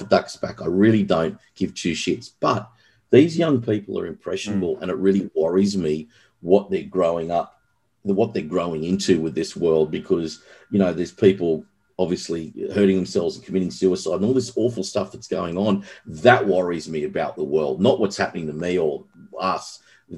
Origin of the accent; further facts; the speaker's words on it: Australia; also born or lived in Los Angeles; now in Sydney, Australia; being an Aussie